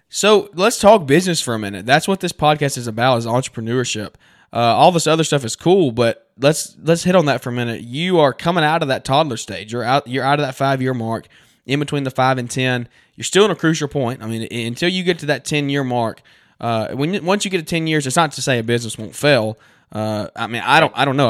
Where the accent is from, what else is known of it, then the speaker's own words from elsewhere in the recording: Central Alabama, United States; we're from Central Alabama